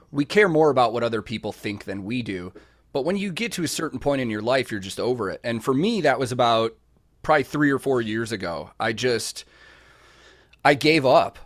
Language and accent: English; Chicago, Illinois, United States; growing up in Chicago